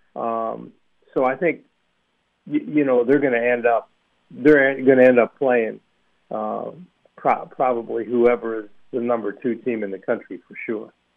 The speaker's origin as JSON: {"language": "English", "area": "Villanova", "region": "Pennsylvania", "country": "United States", "tie": "born or raised there", "said": "that's my hometown. Uh, you know, I used to go to Villanova football games as a kid"}